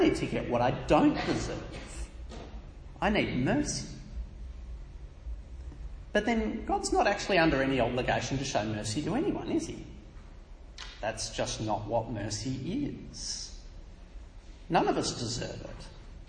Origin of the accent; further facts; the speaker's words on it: Australia; I was born in Australia not because I wanted to be born here